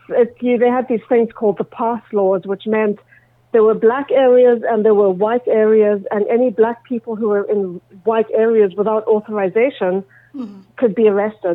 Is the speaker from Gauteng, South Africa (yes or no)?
yes; Johannesburg, Gauteng, South Africa; moved away as an adult; also born or lived in Connecticut, United States / Cape Town, South Africa; now in Toronto, Canada; I am originally from South Africa. I grew up during apartheid South Africa, which was a very interesting experience. We traveled quite a bit when I was a kid. We lived in Connecticut for 3 years, went back to South Africa.